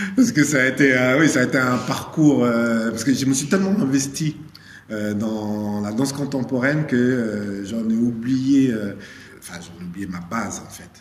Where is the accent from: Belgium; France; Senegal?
Senegal; je suis né au Sénégal, donc on a une danse traditionnelle qui est très aérienne aussi